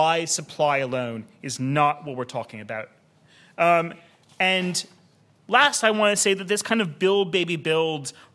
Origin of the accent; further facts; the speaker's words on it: United States; accent: American; now in Australia; as you can tell from my accent, I also was conceived in the United States